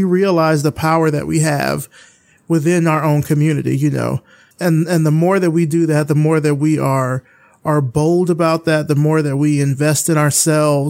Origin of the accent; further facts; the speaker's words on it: Selma, Alabama, United States; moved away as an adult; now in Atlanta, United States; I'm from rural Alabama. I'm from Selma, Alabama